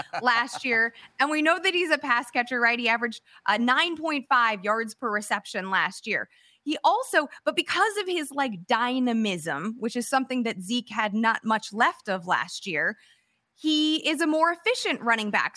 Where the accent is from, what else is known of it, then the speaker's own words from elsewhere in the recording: Chicago, Illinois, United States; now in California, United States; I grew up in Chicago